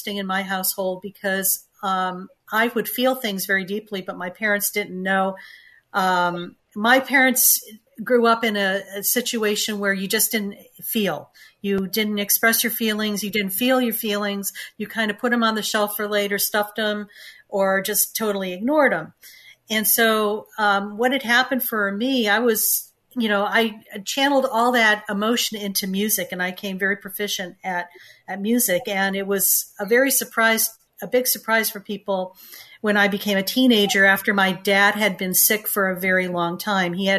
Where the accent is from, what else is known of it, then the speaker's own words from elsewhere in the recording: Connecticut, United States; I grew up in Connecticut, and I'm one of four children